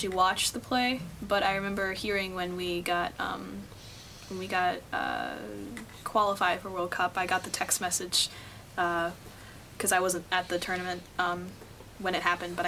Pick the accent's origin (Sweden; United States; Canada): United States; Spring Lake, Michigan; moved away; I'm going back to my parents' house in West Michigan. I live Spring Lake, kind of south of Grand Haven.